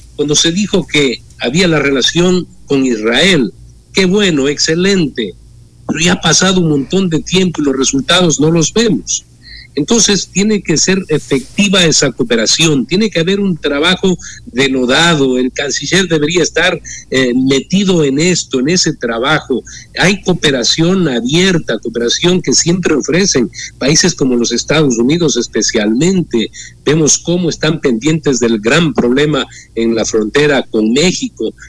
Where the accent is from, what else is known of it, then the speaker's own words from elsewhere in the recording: Ecuador; como ecuatoriano demócrata